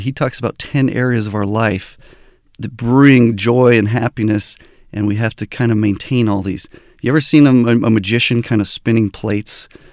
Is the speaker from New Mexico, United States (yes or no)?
yes; Albuquerque, New Mexico, United States; also born or lived in Southern California; I was born in Southern California, but grew up in Albuquerque, New Mexico